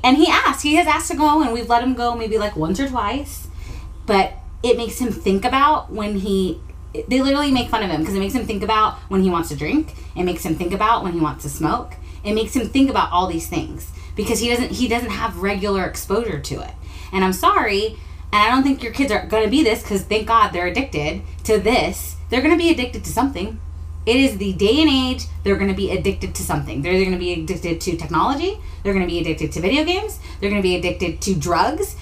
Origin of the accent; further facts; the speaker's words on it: Texas, United States; moved away; I grew up in Texas